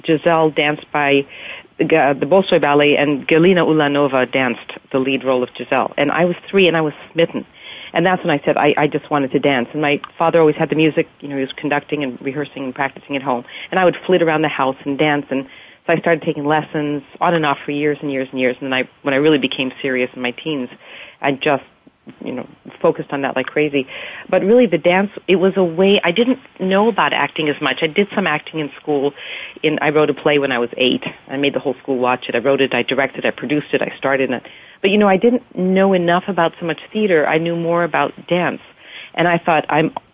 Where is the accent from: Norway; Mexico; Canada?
Canada; moved away as an adult; also born or lived in Montreal, Quebec / Victoria, British Columbia / Europe; now in California, United States; I was born in Canada and grew up there, and my parents left during the revolution in Hungary and came to Canada in 1956 and settled in Montreal, and I was born there and grew up there. And then actually when I was like 9, we moved to Victoria, British Columbia